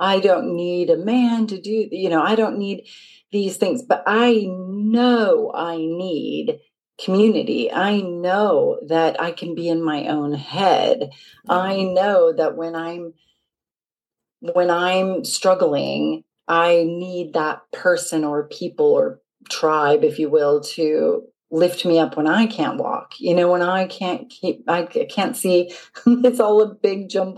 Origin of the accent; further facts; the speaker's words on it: Seattle, Washington, United States; moved away as an adult; now in Market Harborough, United Kingdom; I'm originally from Seattle. So I've been in the UK for about 18 years now